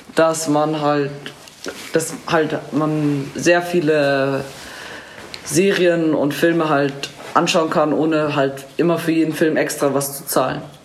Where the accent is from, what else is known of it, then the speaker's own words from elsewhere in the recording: Munich, Bavaria, Germany; komme aus München und bin 13 Jahre alt